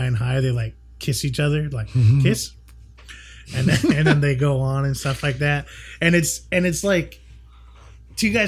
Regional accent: United States; being here from America

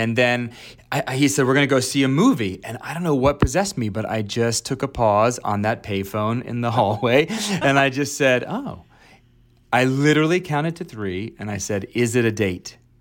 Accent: Alexandria, Virginia, United States; also born or lived in upstate New York; I was raised in Virginia, Alexandria, Virginia. I'm from, I was born in upstate New York, and then we moved to Virginia

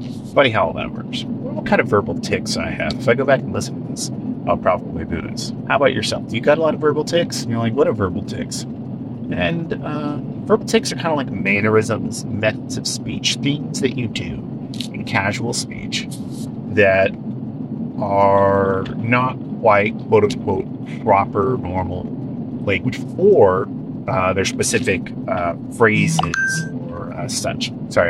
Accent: California, United States; accent: West Coast; now in Washington State, United States; And I live up here in Washington State now, up here in the Pacific Northwest. And I came from Northern California.

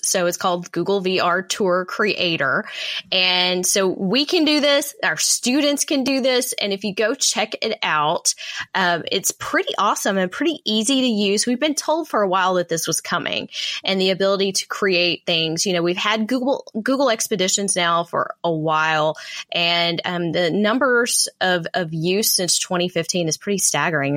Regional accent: Texas, United States; my home state here

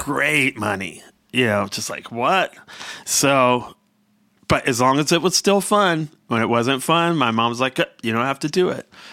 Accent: Washington, District of Columbia, United States; growing up in Southeast Washington

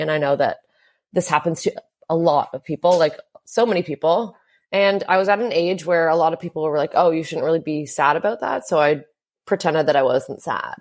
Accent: Hamilton, Ontario, Canada; I grew up in a town called Hamilton, Ontario, and that was about an hour outside

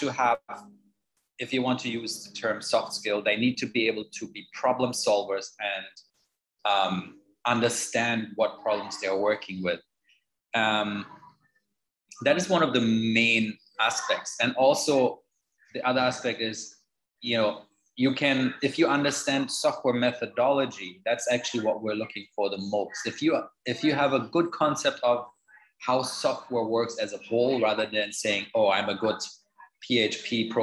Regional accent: Germany; moved away as an adult; now in Jamaica; I'm originally from Germany. I came to Jamaica

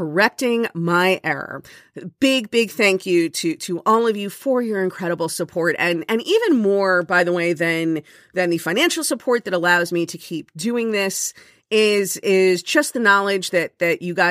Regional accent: Miami, Florida, United States; growing up in Miami where it's warm all year round.

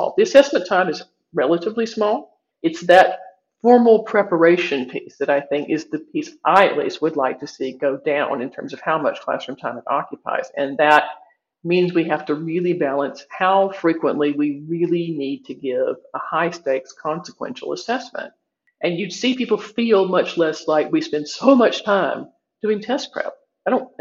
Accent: United States; I'm from the United States

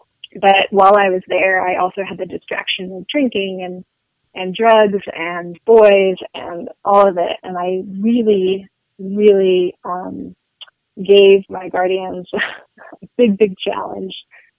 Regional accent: Paris, Île-de-France, France; also born or lived in Luxembourg; I grew up in Paris and Luxembourg

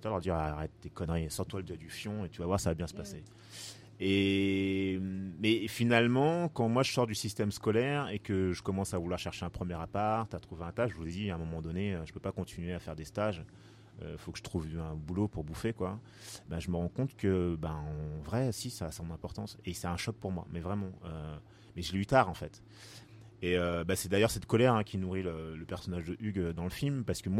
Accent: France; Mais j'ai pas le choix, je suis déjà français en fait.

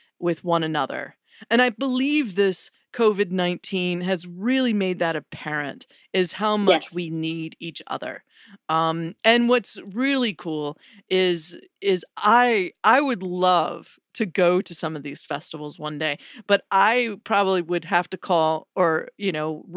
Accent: Wilmington, North Carolina, United States; Wilmington, North Carolina, because I want to do it in my hometown

